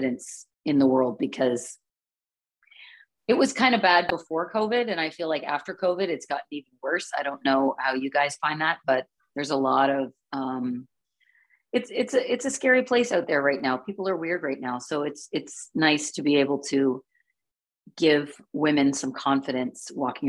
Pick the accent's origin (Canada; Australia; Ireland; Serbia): Canada; I am still Canadian.